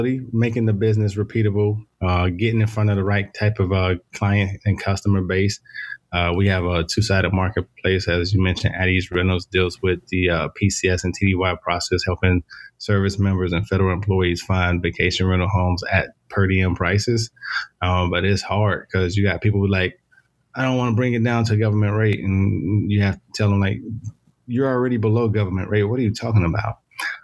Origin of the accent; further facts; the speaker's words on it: Miami, Florida, United States; moved away; I was born and raised in Miami, Florida